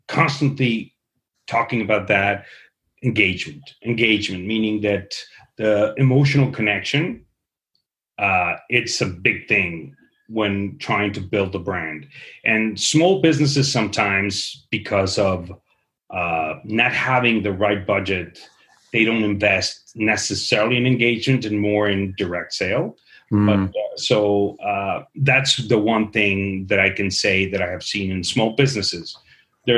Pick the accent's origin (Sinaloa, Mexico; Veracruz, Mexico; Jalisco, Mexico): Jalisco, Mexico; Guadalajara; moved away; I am originally from Guadalajara, Jalisco, the tequila town